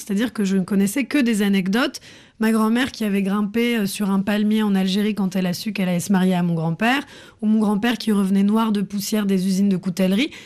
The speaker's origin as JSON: {"language": "French", "country": "France", "tie": "born or raised there", "said": "J'ai grandi en France"}